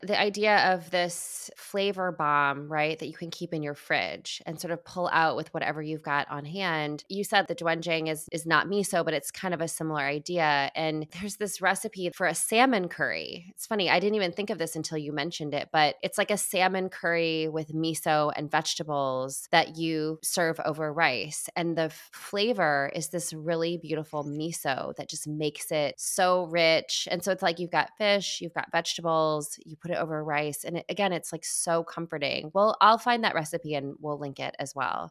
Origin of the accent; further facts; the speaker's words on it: Midwest, United States; growing up in the Midwest